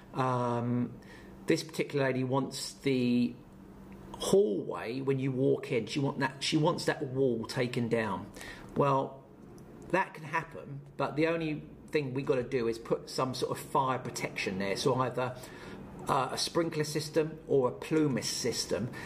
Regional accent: Portsmouth, South East England, United Kingdom; my new business I'm starting up in my hometown of Portsmouth

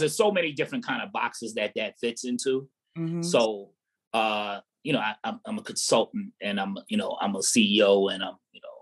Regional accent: New York City, New York, United States; I'm from Staten Island, born and raised.

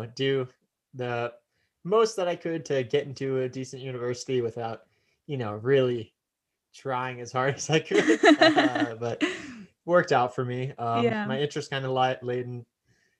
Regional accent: Cleveland, Ohio, United States; moved away as an adult; also born or lived in Maryland / Pasadena, California / Hawaii; I moved to Cleveland, Ohio

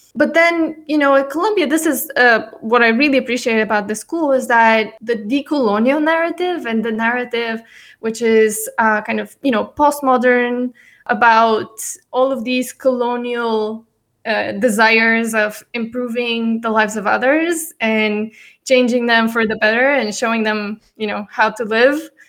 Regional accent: Bulgaria; also born or lived in United States; I'm born and raised in Bulgaria

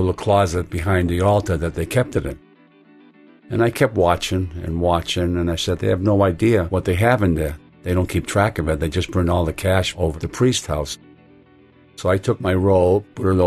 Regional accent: Boston, Massachusetts, United States; born or raised there

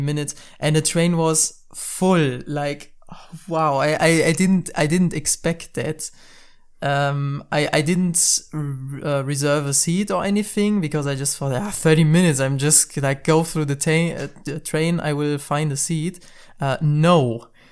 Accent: North Rhine-Westphalia, Germany; English is a second language; English is our second language. I'm from Germany.

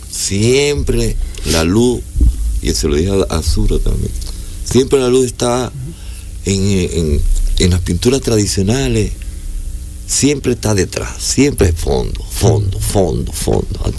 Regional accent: Lima, Peru; Y le dije, yo soy limeño.

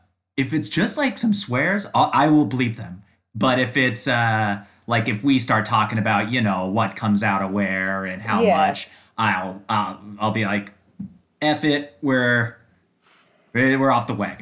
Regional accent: Iowa, United States; I'm from the Hawkeye State.

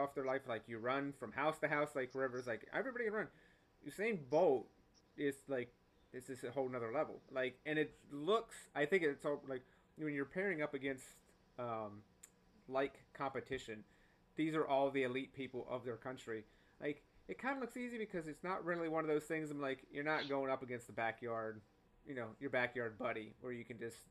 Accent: North Carolina, United States; when I grew up in North Carolina

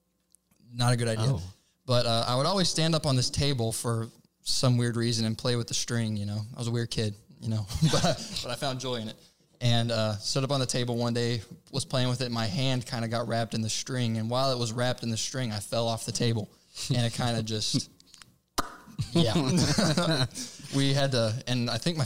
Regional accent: Bloomington, Illinois, United States; also born or lived in St. Louis, Missouri / St. Petersburg, Florida; I've lived in Bloomington, Illinois for about 12, 13 years

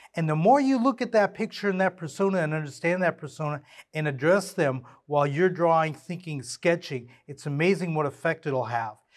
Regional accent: Southern California, United States; I grew up in Southern California

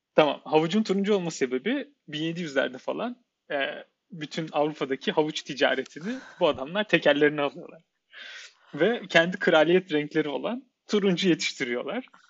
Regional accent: Ankara, Turkey; moved away; also born or lived in Netherlands; Ben bir Ankaralı olarak, Ankara'da yaşayan bir insan olarak ya her sene bir kere falan geliyorduk İstanbul'a neredeyse

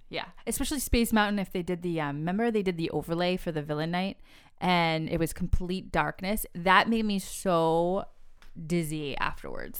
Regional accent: New England, United States; we are from New England

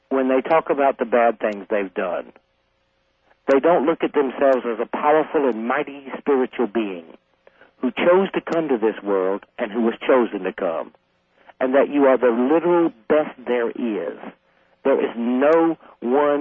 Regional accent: South Carolina, United States; I grew up fighting in the South

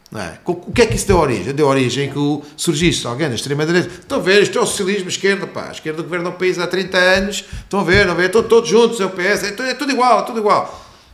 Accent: Lisbon, Portugal; eu sou de Lisboa

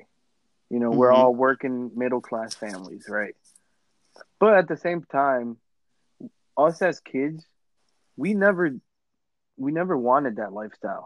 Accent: Lawrence, United States; growing up in Lawrence, I went through a lot of middle schools

